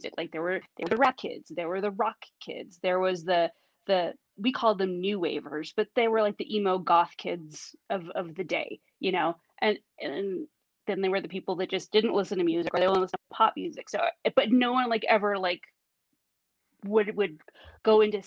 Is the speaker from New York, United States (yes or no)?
no; Northern California, United States; also born or lived in Pacific Northwest; I grew up in Northern California.